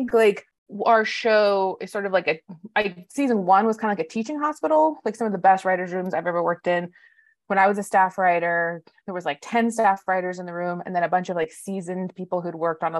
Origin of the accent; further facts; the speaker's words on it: Tucson, Arizona, United States; moved away; I grew up in Tucson, Arizona